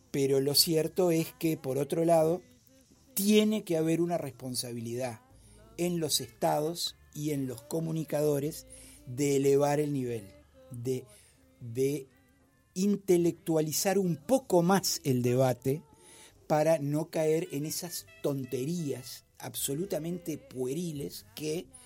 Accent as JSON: {"language": "Spanish", "country": "Uruguay", "said": "Disculpe, señor Speaker, yo también soy un mortal uruguayo y dejo todo para último momento."}